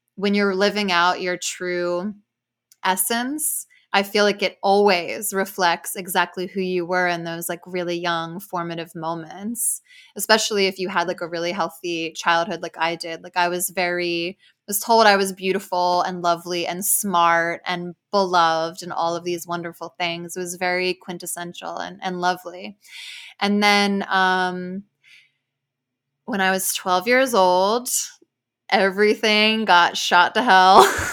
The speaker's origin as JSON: {"language": "English", "region": "New Jersey", "country": "United States", "tie": "born or raised there", "said": "I grew up like in Jersey with like a pretty diverse community of people."}